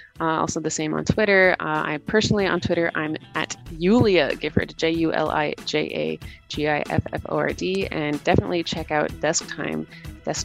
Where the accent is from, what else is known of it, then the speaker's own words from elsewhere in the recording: Canada; moved away as an adult; now in Latvia; I'm originally born and raised in Canada, and I've been living in Latvia for the past